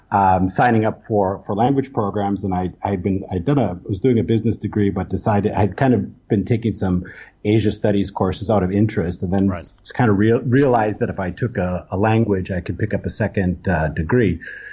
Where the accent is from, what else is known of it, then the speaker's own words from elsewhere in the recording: Wisconsin, United States; moved away as an adult; also born or lived in Taiwan / Shanghai, China; now in Kuala Lumpur, Malaysia; I'm originally from the United States, from Wisconsin. I haven't lived in the United States since 1992, though. I went and I spent about the first 20 years of my career in Greater China.